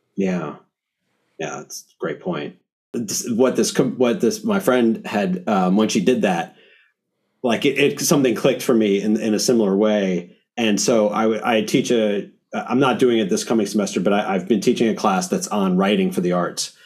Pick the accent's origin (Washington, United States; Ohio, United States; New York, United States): New York, United States; as a New Yorker